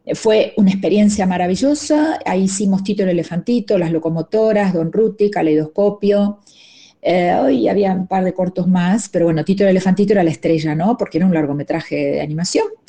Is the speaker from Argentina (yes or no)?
yes; Argentina; accent: Argentine; moved away; also born or lived in Mexico; mi acento argentino